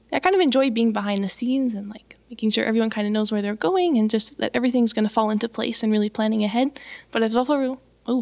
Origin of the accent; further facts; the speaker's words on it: Medicine Hat, Alberta, Canada; moved away as an adult; I come from Alberta down in the south, Medicine Hat. And I grew up in a lovely Baptist church there